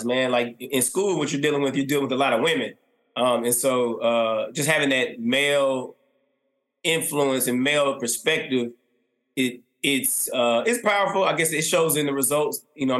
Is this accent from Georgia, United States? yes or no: yes; East Point, Georgia, United States; I grew up in College Park, East Point, all my life